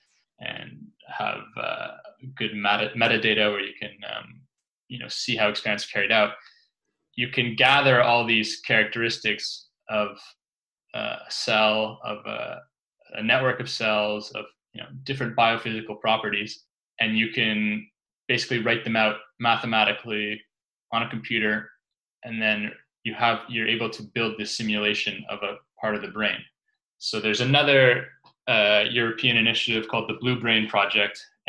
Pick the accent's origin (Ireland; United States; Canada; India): Canada; moved away as an adult; also born or lived in London; I was set to start a job at the University of Ottawa, which is sort of close to my hometown